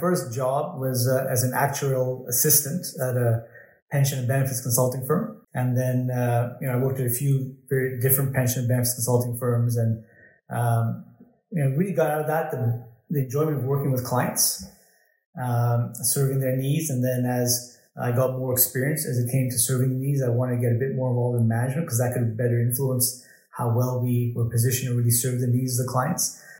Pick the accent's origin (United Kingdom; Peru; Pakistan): Pakistan; born there; I was born in Pakistan.